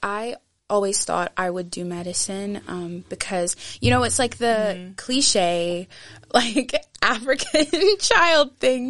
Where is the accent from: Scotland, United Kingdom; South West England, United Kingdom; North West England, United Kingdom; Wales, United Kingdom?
Scotland, United Kingdom; Aberdeen; also born or lived in Nigeria / Muscat, Oman; now in Edinburgh, United Kingdom; I was not born in Edinburgh. I was born in Nigeria. And we lived there for a while until I was 6 years old. And then we moved to Aberdeen, Scotland. Sunny, sunny Aberdeen.